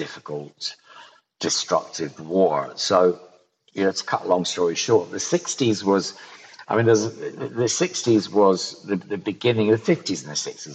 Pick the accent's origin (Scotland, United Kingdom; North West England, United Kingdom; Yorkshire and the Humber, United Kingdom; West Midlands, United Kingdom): Scotland, United Kingdom; Ayrshire; moved away; also born or lived in London; In Ayrshire, in the southwest of Scotland